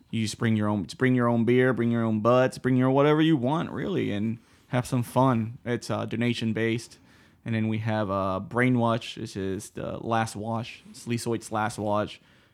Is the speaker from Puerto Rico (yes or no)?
yes; Puerto Rico; But I'm from Puerto Rico, so it's fully different.